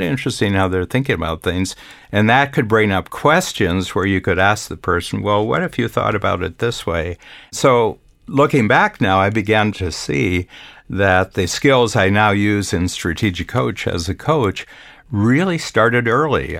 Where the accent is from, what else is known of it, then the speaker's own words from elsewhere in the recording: Northern Ohio, United States; on a farm that I grew up in in Northern Ohio